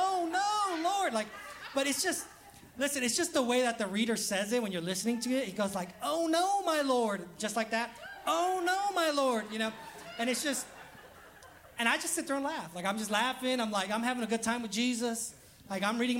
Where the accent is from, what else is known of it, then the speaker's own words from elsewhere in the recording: Los Angeles, California, United States; now in Alabama, United States; I'm also from Los Angeles